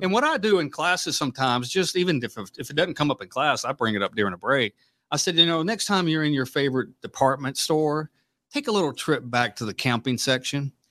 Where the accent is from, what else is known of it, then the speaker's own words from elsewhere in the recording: Mississippi, Louisiana, United States; now in Omaha, United States; I grew up in Hurricane Country, you know, Louisiana, Mississippi.